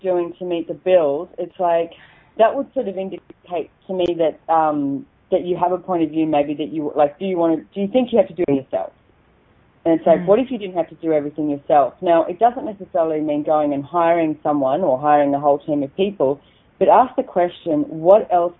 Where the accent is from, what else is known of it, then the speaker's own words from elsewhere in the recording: Australia; accent: Aussie; my Aussie accent